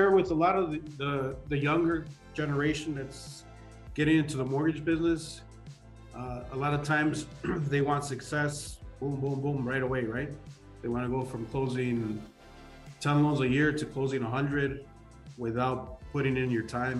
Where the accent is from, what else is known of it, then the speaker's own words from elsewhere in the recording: Chicago, Illinois, United States; also born or lived in Mexico; You know, I was born in Chicago. I grew up there. I grew up here for a few years.